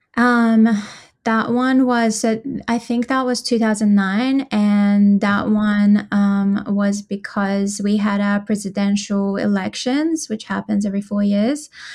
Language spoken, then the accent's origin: English; Tehran, Tehran Province, Iran; moved away as an adult; now in Australia; I was born and raised in Iran, um, in Tehran, and I moved to Australia when I was twenty-two.